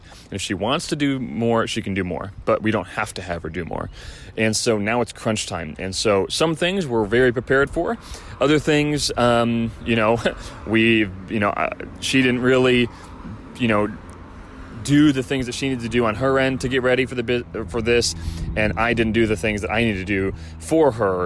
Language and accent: English; Chicago, Illinois, United States; now in Southern California, United States; I'm from Chicago